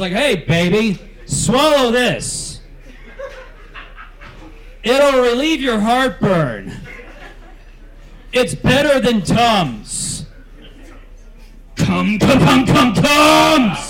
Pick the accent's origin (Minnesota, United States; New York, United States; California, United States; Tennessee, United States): California, United States; Lodi; I'm from the great town of Lodi, California.